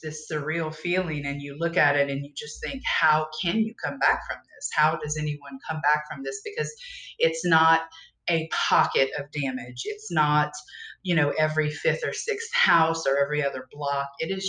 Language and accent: English; Louisiana, United States; We are probably about 2 hours west of New Orleans. We're in what's referred to as Cajun country. I am from here originally. I don't have the accent.